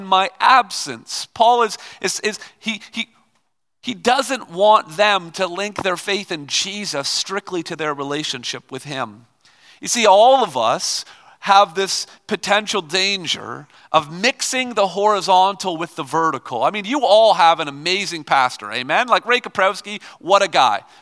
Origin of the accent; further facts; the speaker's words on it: Toronto, Ontario, Canada; I'm from Toronto